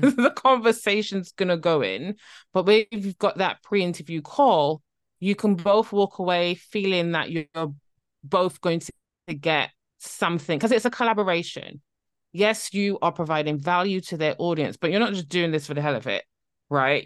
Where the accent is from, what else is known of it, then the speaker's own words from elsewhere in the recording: Barbados; now in near London, United Kingdom; I'm originally from Barbados